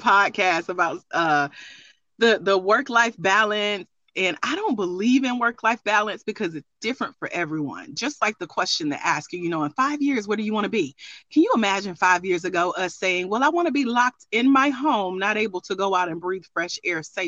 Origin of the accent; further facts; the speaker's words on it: Douglasville, Georgia, United States; I grew up in Douglasville, Georgia, down the street